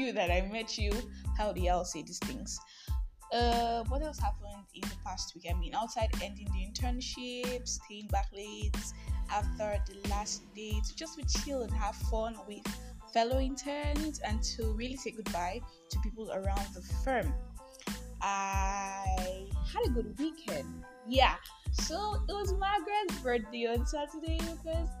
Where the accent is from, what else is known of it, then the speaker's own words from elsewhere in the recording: Nigeria; I am the Nigerian Christian …